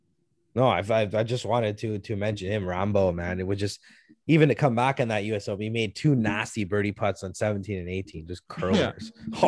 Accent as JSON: {"language": "English", "country": "Canada", "said": "we're Canadian."}